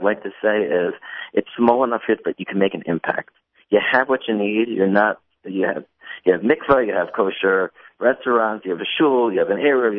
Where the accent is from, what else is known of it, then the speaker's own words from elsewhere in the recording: Silver Spring, Maryland, United States; moved away as an adult; now in Atlanta, United States; Yeah, so I was in Silver Spring when I grew up in Kent Mill Synagogue